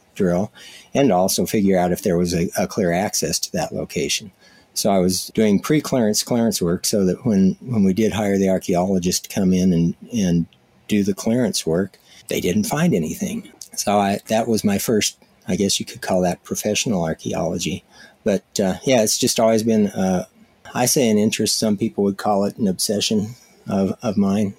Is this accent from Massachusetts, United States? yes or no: no; Colorado, United States; moved away as an adult; also born or lived in Tohatchee, New Mexico; I grew up in Colorado